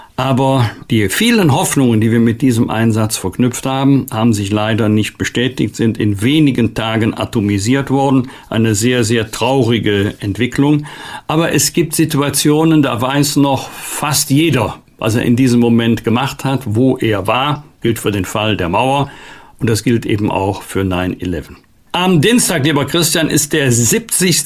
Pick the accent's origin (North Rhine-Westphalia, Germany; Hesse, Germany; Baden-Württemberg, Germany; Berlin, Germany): North Rhine-Westphalia, Germany; Bergisch Gladbach; aus meiner Heimatstadt Bergisch ladbach